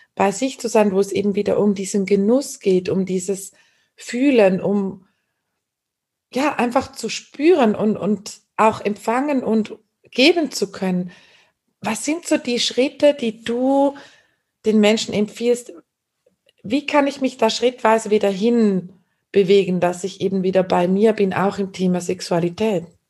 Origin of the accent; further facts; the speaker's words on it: Switzerland; ich bin eine Schweizerin